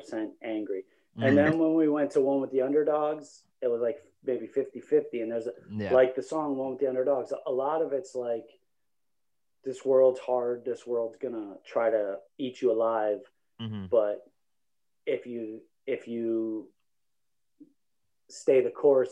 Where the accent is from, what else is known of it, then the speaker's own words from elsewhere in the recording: East Coast, United States; I was from the East Coast.